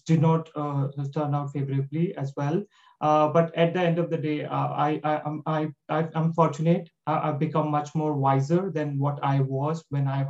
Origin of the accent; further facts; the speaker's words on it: India; moved away; I'm from India. I've done my education and education from University of Delhi